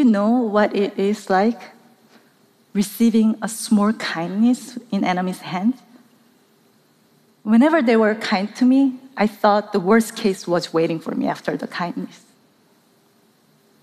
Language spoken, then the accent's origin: English; South Korea; I grew up in South Korea.